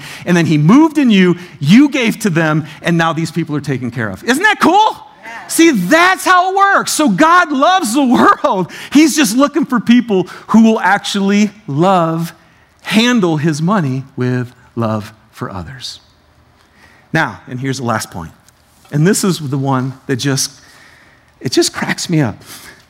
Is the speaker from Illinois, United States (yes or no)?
no; Detroit, Michigan, United States; I'm from Detroit, so this is very sensitive to buy.